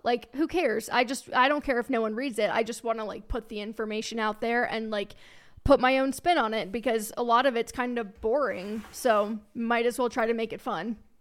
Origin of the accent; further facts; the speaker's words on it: northern Kentucky suburb of Cincinnati, United States; moved away as an adult; also born or lived in Alabama / Dallas, Texas; now in Colorado, United States; I grew up in Cincinnati, a, an, actually, it was a northern Kentucky suburb of Cincinnati, Ohio